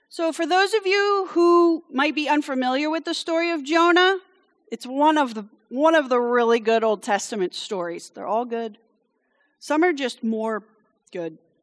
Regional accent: France; moved away; I grew up in France, so when I get indignant, it comes out in French.

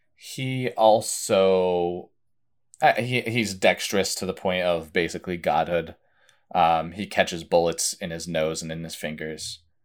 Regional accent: Vermont, United States; I grew up in Vermont

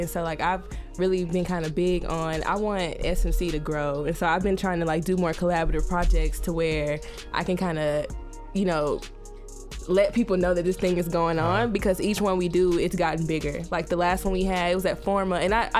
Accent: Birmingham, Alabama, United States; like I've grown up in Birmingham, so I really love Birmingham.

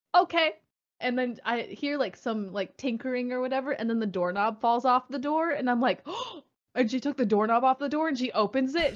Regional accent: Michigan, United States; I grew up in Michigan

